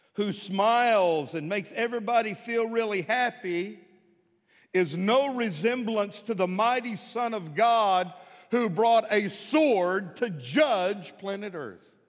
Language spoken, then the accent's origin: English; Midland, Texas, United States; now in Fort Smith, United States; When I was growing up in Midland, Texas